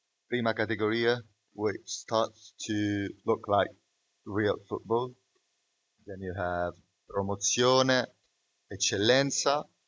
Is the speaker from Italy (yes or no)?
yes; Terracina, Lazio, Italy; English is a second language; moved away as an adult; also born or lived in Naples; now in Rome, Italy; I was born in Naples and I was raised in Terracina, south of Lazio